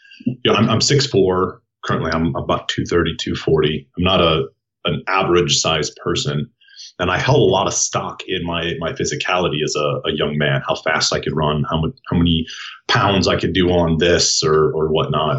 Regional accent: Waterloo, Iowa, United States; moved away as an adult; now in Colorado Springs, United States; I'm from Iowa

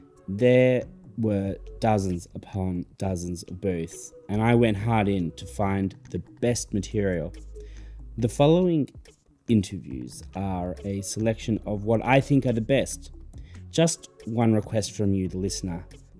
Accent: Wellington, New Zealand; also born or lived in Melbourne; Now, I was born in Melbourne, Australia, but my heart and home remain in New Zealand. Of course, my dog Frida is there as well, in Wellington.

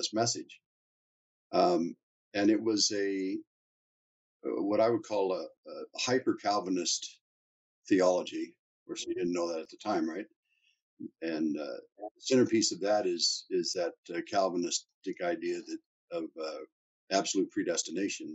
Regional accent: Topeka, Kansas, United States; moved away as an adult; now in Calgary, Canada; we grew up in Topeka, Kansas

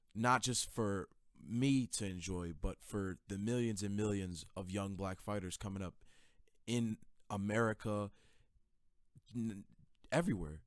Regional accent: New York City, New York, United States; also born or lived in Queens, New York; my home, Brooklyn, New York. I came in from Queens

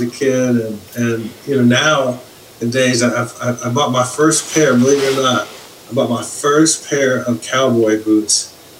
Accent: Los Angeles, California, United States; I grew up in Los Angeles

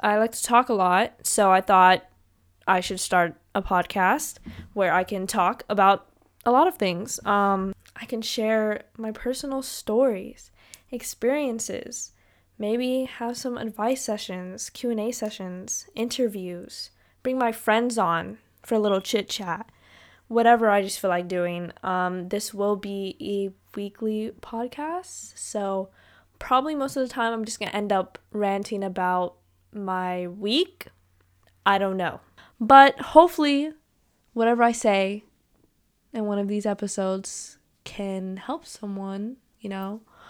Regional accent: California, United States; born there; also born or lived in New York; I was born in California, moved to New York, came back to California for college. I'm 18 years old.

